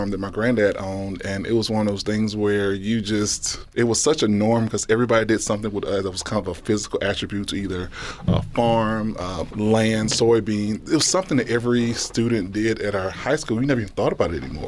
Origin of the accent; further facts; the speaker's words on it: Mississippi, United States; moved away as an adult; now in Nebraska, United States; growing up in Mississippi was great